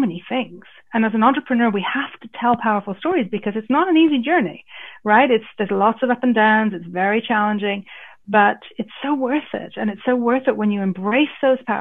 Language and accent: English; Ireland; my roots, because I grew up in Ireland